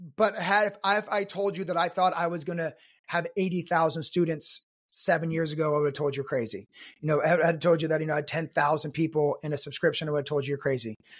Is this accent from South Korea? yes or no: yes; South Korea; I was born in Korea to an American soldier